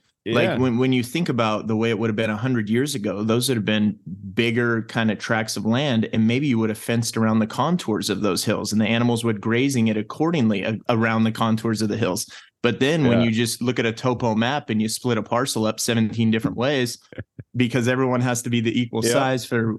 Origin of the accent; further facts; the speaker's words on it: California, United States; Like, I grew up in Calaveras County, Calaveras, Tuolumne kind of county.